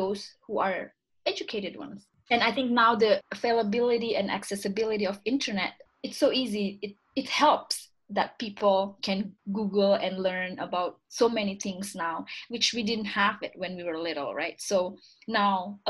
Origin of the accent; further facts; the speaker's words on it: Indonesia; English is a second language; also born or lived in Vancouver, Canada; now in Montreal, Canada; I was born and raised in Indonesia